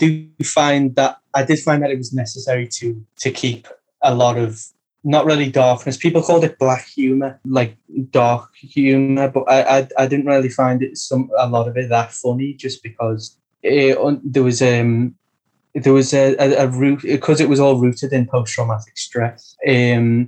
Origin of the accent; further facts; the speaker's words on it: United Kingdom; I'm British